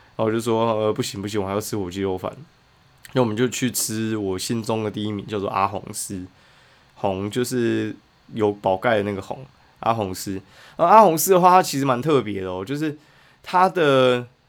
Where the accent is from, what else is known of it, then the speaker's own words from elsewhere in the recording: Kaohsiung, Taiwan; 我以前就是投起麦的，反正高雄人嘛